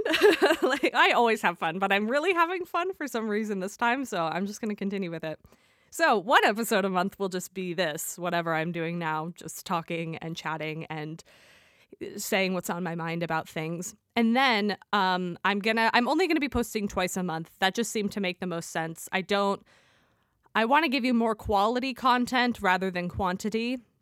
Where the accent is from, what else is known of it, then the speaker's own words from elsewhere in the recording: United States; also born or lived in London; I'm obviously from the United States